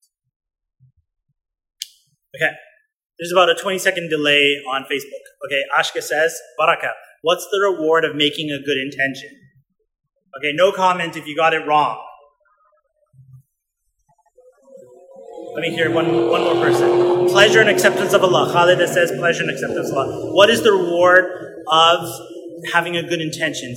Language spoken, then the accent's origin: English; Winnipeg, Manitoba, Canada; We grew up in Winnipeg, Manitoba, Canada, in the middle of Canada, freezing cold.